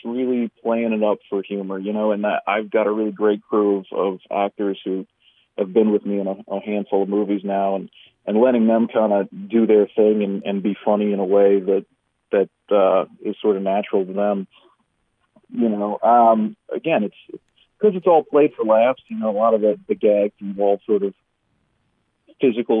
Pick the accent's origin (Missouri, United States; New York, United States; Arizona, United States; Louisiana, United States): Louisiana, United States; South; I'm from South Louisiana. I grew up around, you know, I'm spent a lot of time in New Orleans, but I grew up all around the city